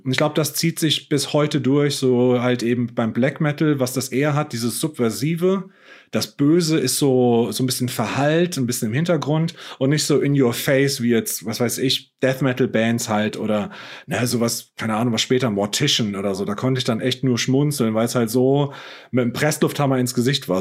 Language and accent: German; Heppenheim, Hesse, Germany; in Heppenheim, wo ich herkomme aus dem Ort